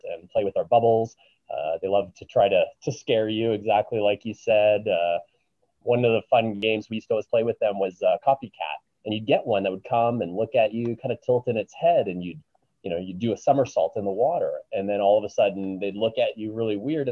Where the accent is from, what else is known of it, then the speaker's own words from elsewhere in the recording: Canada; also born or lived in New Zealand / Vancouver; when they heard my accent, and, you know, they knew I was from Canada